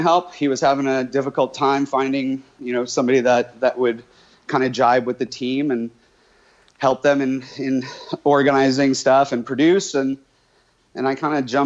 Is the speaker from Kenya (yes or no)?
no; New York, United States; moved away; also born or lived in California; as a kid in the, you know, mid late 70s when I was growing up in New York